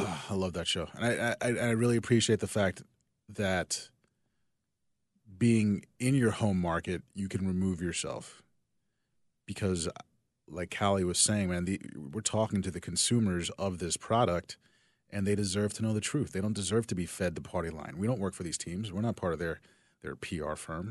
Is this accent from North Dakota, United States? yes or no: no; New Jersey, United States; moved away as an adult; also born or lived in West Berlin, Germany; now in Chicago, United States; I'm from South Jersey, but it's so close to Philly